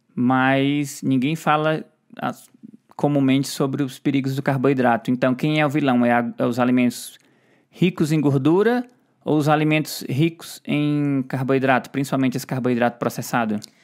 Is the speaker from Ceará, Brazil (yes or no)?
yes; Ceará, Brazil; eu sou do Ceará, eu falo quieto